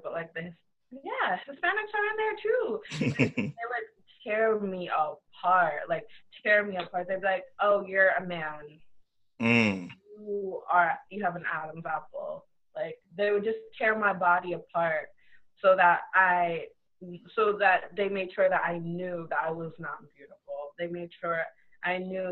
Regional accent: Trinidad & Tobago; So I'm Trinidadian, my mom's Trinidadian, my dad is Trini

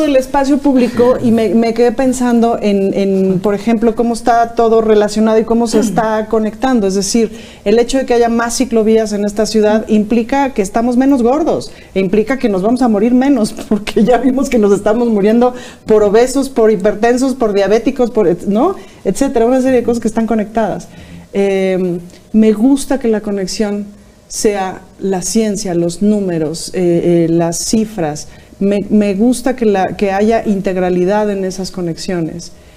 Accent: Mexico City, Mexico; yo soy muy chilanga, es decir, conozco esta ciudad de arriba abajo

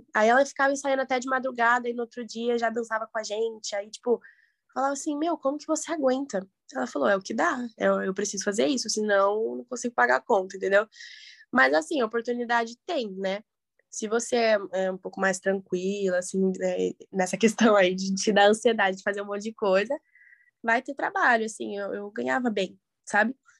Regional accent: Curitiba, Paraná, Brazil; moved away as an adult; now in São Paulo, Brazil; eu sou de Curitiba

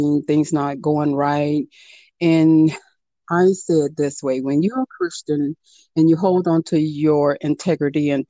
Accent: Miami, Florida, United States; I come from Miami, so you always had the summer youth programs

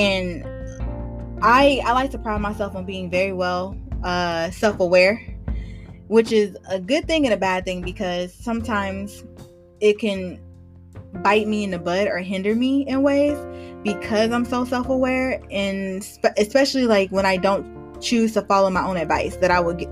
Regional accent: Georgia, United States; moved away as an adult; also born or lived in Charlotte, North Carolina; I love Georgia, grew up here, went to college here

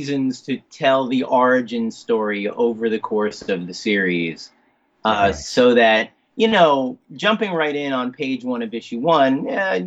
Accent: New Jersey, United States; growing up in New Jersey in the 70s, I was born in 65

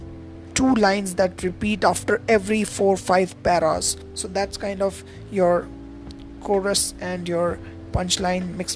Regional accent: India; I am from India

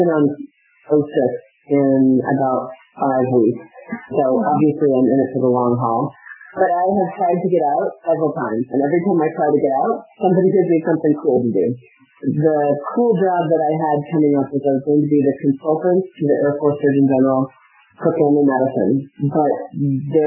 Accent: St. Louis, Missouri, United States; moved away; I am from St. Louis area in Missouri

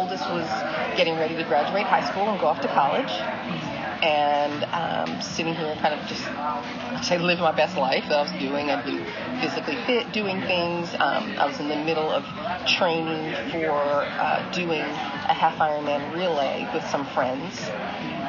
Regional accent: New York, United States; moved away as an adult; also born or lived in Florida / Texas; now in North Carolina, United States; I'm originally from New York, moved down to North Carolina 30-some-odd years ago to go to school and kind of never really left

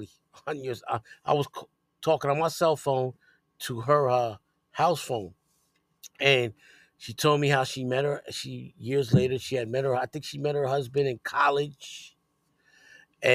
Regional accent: New York City, New York, United States; growing up on Elder Westchester and going to school over there.

